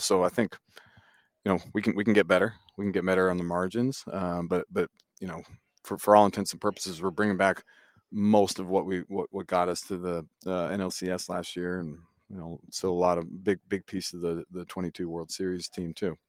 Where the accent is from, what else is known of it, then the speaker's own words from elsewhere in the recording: New Hampshire, United States; moved away as an adult; I grew up in New Hampshire